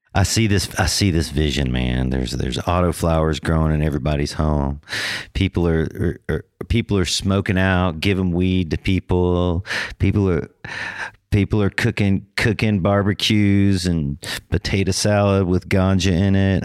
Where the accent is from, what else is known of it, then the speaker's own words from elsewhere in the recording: Northern California, United States; also born or lived in Georgia; I grew up mostly in Northern California